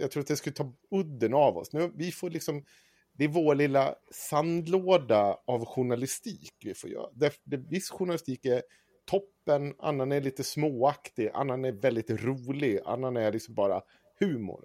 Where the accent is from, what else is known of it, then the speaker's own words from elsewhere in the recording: Avesta, Dalarna County, Sweden; Jag är upp, född och uppvuxen i Avesta